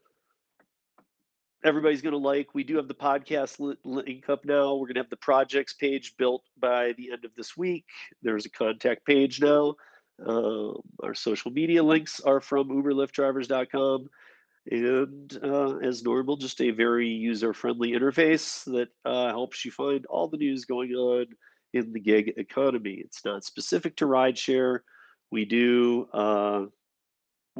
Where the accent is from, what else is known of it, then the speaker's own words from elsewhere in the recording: Michigan, United States; From my home state of Michigan